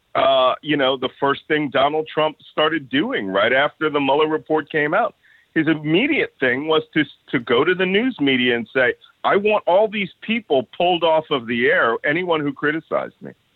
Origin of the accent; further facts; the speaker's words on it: Philadelphia, Pennsylvania, United States; I was born and raised in Philadelphia.